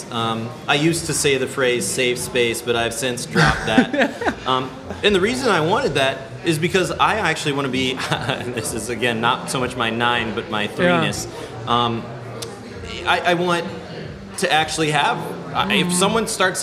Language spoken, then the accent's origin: English; Ames, Iowa, United States; now in Minneapolis, United States; I know I sound like a little white kid, but that's growing up in Ames, Iowa